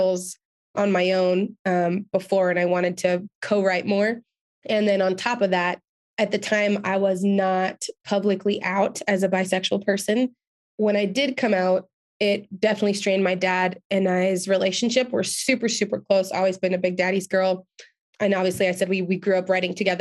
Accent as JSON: {"language": "English", "town": "Reno", "region": "Nevada", "country": "United States", "tie": "born or raised there", "also_born_or_lived": "Los Angeles", "moved": "as an adult", "said": "I was still living in Reno, where I'm from at the time."}